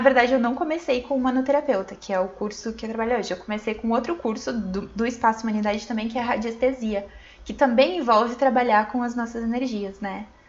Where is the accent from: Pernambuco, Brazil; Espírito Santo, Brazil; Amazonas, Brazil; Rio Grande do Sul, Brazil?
Rio Grande do Sul, Brazil; Santo Cristo; moved away as an adult; also born or lived in Santa Maria; a gente morava na, na roça mesmo, aí com 10 anos a gente mudou pra cidade. Meus 10 anos